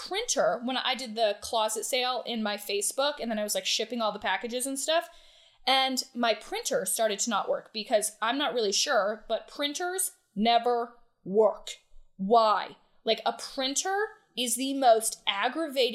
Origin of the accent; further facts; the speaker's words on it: Ludlow, Vermont, United States; now in Atlanta, United States; I grew up in Ludlow, Vermont